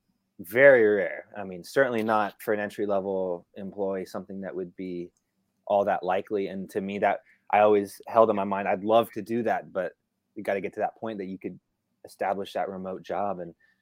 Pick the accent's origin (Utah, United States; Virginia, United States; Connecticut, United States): Virginia, United States; Northern; Growing up in the Northern Virginia area